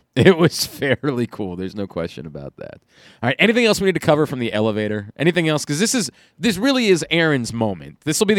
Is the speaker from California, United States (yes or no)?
no; Baltimore, Maryland, United States; I'm from Baltimore, so I also probably already taste like Old Bay.